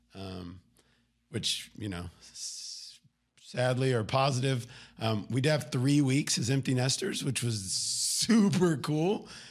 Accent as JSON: {"language": "English", "town": "Garland", "region": "Texas", "country": "United States", "tie": "born or raised there", "also_born_or_lived": "Wylie, Texas / Oklahoma City, Oklahoma", "moved": "as an adult", "said": "born, born right here outside of Dallas, Garland, Texas, moved to Wiley, went to high school at Naaman"}